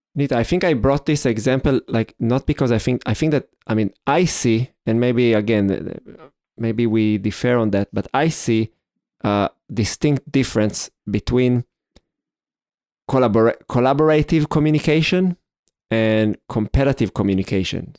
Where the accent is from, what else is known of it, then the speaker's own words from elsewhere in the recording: Israel; growing up in Israel